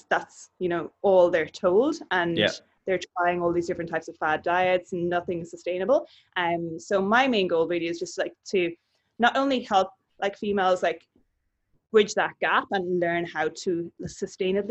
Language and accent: English; County Kerry, Munster, Ireland; moved away as an adult; now in Brisbane, Australia; I'm originally from Kerry in the south of Ireland.